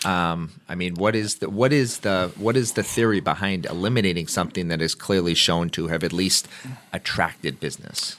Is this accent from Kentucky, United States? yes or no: no; Gardner, Massachusetts, United States; I grew up in Gardner, and there's a diner there called the Blue Moon Diner